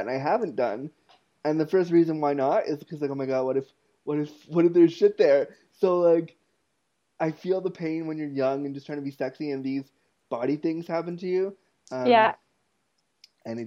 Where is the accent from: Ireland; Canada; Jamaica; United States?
Canada; Toronto, Ontario; also born or lived in Ottawa, Canada; when I was 19, I moved from Toronto, from North York, Ontario, Canada, to Ottawa, Canada, my university town.